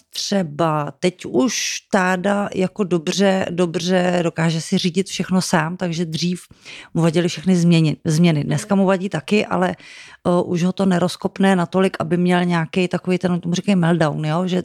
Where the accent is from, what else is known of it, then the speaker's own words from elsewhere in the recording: Domažlice, Plzeň Region, Czechia; moved away as an adult; jsme z Domažlic.